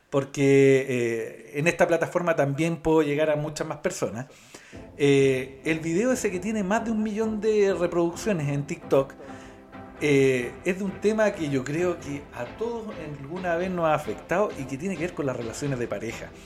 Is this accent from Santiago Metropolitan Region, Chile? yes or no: no; Lautaro, Araucanía, Chile; also born or lived in Galvarino, Chile; Después ya siete años me fui a Lautaro, mis papás con familia en Lautaro.